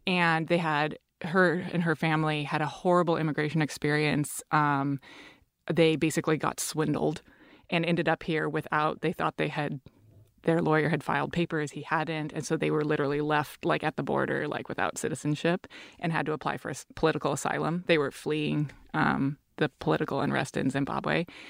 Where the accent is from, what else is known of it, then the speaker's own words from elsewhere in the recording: Seattle, Washington, United States; I'm from Seattle.